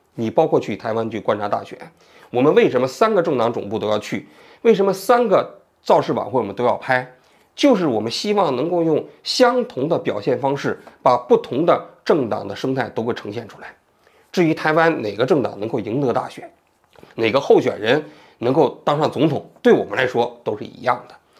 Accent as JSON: {"language": "Chinese", "country": "China", "moved": "as an adult", "lives_now": "Tokyo, Japan", "said": "我啊，来自于中国大陆"}